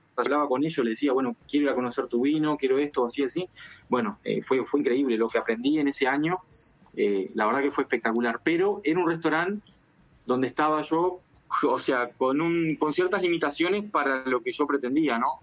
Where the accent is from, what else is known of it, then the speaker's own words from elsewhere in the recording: Uruguay; first language Spanish; moved away as an adult; now in La Rioja, Spain; soy de Uruguay